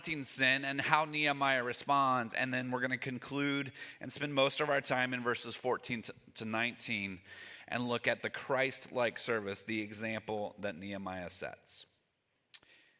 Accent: Northern Kentucky, United States; moved away; I grew up in Northern Kentucky

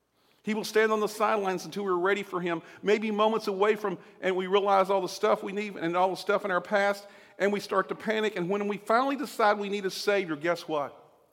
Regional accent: Southern United States, United States; unlike when I grew up in the South, and one time at a tent revival

